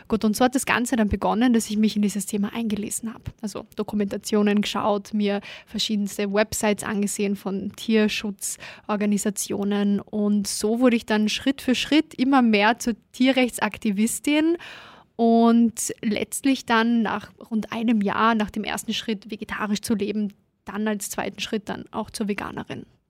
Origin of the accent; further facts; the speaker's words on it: Klagenfurt, Carinthia, Austria; now in Vienna, Austria; da war ich noch in Kärnten, bin gebürtige Klagenfurterin. Und als ich dann nach Wien gekommen bin